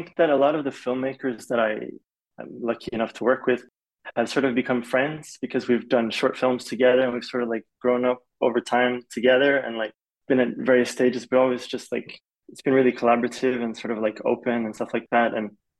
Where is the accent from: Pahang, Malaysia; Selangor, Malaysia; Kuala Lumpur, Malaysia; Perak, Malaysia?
Kuala Lumpur, Malaysia; moved away as an adult; I'm half Swedish, half Polish, and my dad's Swedish, my mom's Polish. And so because of my dad's job, I grew up in Malaysia. So I grew up in Kuala Lumpur. I was there from the age of 8 to 18.